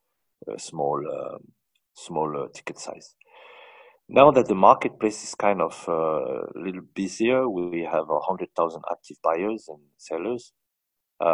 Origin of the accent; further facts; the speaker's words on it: France; moved away as an adult; now in United Arab Emirates; I grew up in France from a family of 13